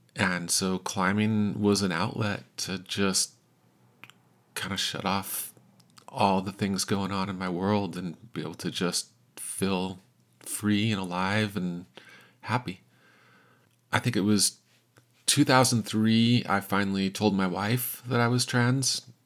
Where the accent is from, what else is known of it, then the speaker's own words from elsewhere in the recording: Salt Lake City, Utah, United States; I'm from Salt Lake City, Utah